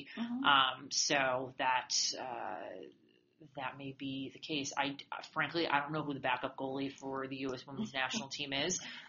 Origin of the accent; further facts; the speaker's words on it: Massachusetts, United States; I grew up in Massachusetts.